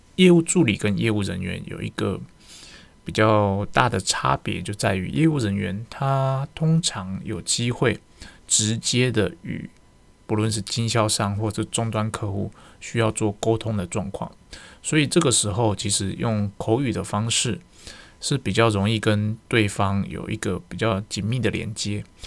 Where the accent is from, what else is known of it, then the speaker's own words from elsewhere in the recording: Taiwan; 我们台湾人